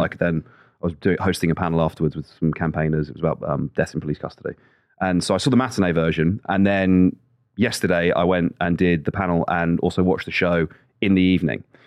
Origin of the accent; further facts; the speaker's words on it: West Midlands, United Kingdom; I grew up in the West Midlands